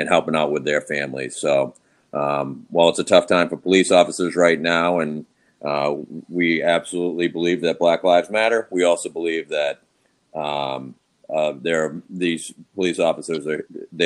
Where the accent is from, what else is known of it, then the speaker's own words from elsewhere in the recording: Boston, Massachusetts, United States; moved away as an adult; now in Louisville, United States; I am originally from Boston, Massachusetts.